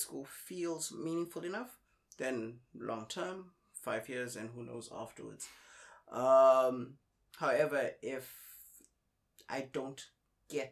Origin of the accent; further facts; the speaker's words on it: South Africa; moved away as an adult; also born or lived in South Korea; now in Ningbo, China; I'm from South Africa. I've been knocking around Asia for about 11 years now.